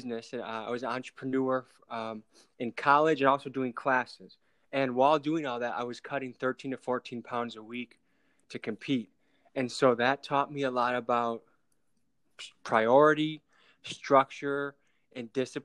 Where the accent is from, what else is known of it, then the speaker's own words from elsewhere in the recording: Illinois, United States; I was born in Illinois